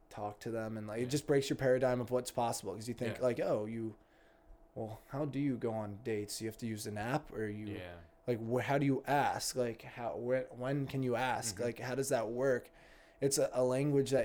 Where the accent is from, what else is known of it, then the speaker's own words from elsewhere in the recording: Greenwich, Connecticut, United States; I grew up in also a upper middle class bubble with in Greenwich, Connecticut